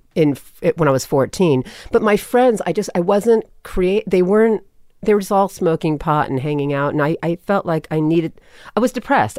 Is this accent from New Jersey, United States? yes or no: no; Los Angeles, California, United States; accent: Valley; also born or lived in New York; a Southern woman raised me in the valley